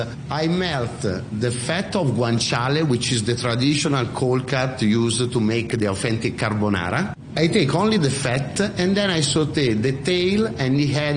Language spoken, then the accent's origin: English; Monza, Lombardy, Italy; moved away as an adult; also born or lived in London, United Kingdom / United States / Milan, Italy; now in Hong Kong; I was born in Monza, which is a small town close to Milan, from a Sicilian family. So I have these roots from an island, from the southern island of Italy